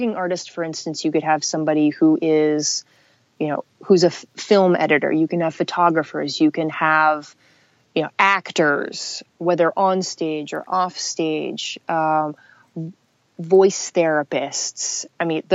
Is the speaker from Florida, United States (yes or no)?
no; Los Angeles, California, United States; growing up in Los Angeles